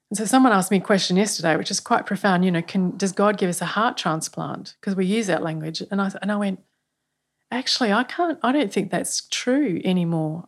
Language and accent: English; Australia; as Australian people